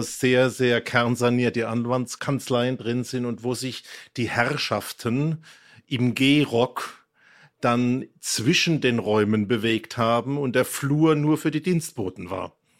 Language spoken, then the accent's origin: German; Mannheim, Baden-Württemberg, Germany; Ich bin in einer Arbeiterstadt, in einem Arbeiterhaushalt groß geworden in Mannheim